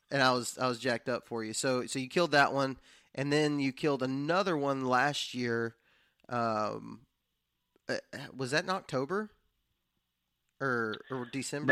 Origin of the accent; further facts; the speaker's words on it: West Texas, United States; now in Alabama, United States; That's where I was born and raised at, and it was not even a thought that entered my mind growing up in West Texas.